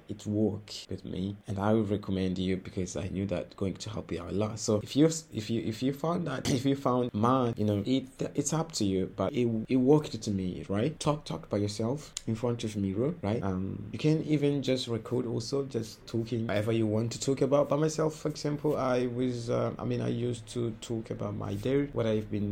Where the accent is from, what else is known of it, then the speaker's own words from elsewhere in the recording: Mozambique; first language Portuguese; English is a second language; I was studying English in Mozambique, and here we do speak Portuguese as our mother tongue, our national language. Actually, by the way, Portuguese is my mother tongue.